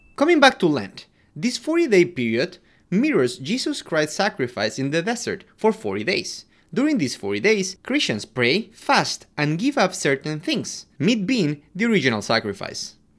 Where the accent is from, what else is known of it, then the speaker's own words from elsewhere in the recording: Quito, Pichincha, Ecuador; I'm from Quito, Ecuador